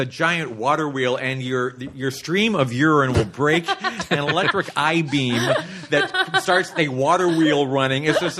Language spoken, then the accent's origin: English; Los Angeles, California, United States; Well, just the fact that I grew up sort of in the greater Los Angeles area